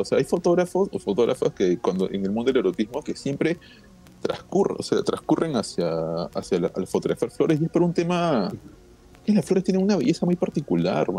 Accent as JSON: {"language": "Spanish", "region": "Lima", "country": "Peru", "tie": "born or raised there", "said": "Y es porque hemos sido criados así. No sé si en otros países serán igual. Yo creo que es, algo muy limeño"}